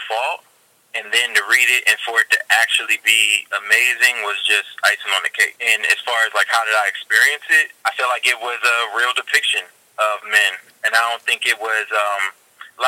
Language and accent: English; Virginia, United States; moved away as an adult; now in Delaware, United States; I live in Delaware now. I'm originally from Virginia, but I came out here, and I've lived out here since my college years